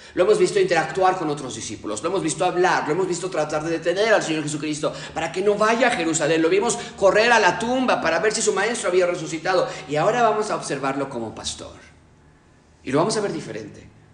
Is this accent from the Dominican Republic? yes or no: no; Mexico; yo no soy expatriado, yo soy mexicano